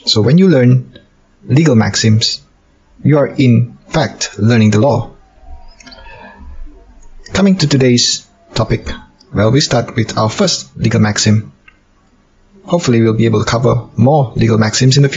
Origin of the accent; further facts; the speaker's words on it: Malaysia; I'm a lawyer from Malaysia.